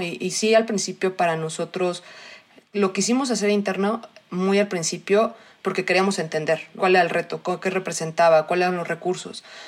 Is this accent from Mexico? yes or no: yes; Mexico City, Mexico; also born or lived in Australia; soy mexicana, nací en la Ciudad de México, quitando ese rato que estuve en Australia, toda la vida he estado acá.